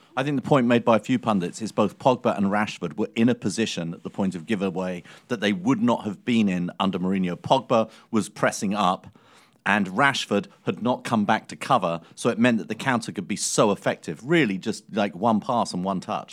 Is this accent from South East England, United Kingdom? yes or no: no; London, United Kingdom; moved away; Greenwich, my hometown